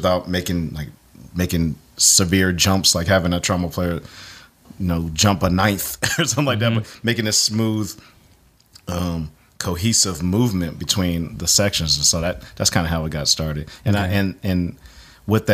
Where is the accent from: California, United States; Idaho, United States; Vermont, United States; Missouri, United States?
California, United States; Bay Area; moved away as an adult; also born or lived in San Francisco / New Jersey / Nashville; I was born in San Francisco, and then we moved to the other side of the Bay. I basically grew up in the southern tip of the Bay Area, which was halfway between San Jose and Oakland